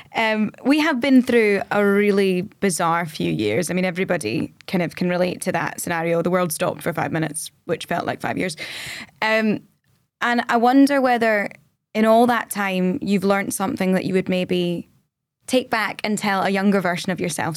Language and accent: English; Scotland, United Kingdom; we're Scottish.